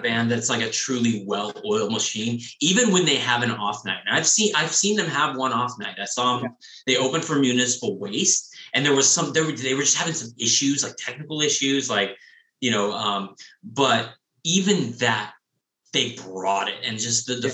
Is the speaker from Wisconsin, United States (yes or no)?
no; San Diego, California, United States; growing up in San Diego, I'd never been to the soda bar